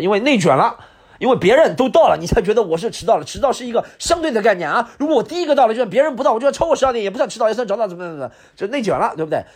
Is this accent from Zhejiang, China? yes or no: no; Subei, Jiangsu, China; now in Shanghai, China; 苏北我的故乡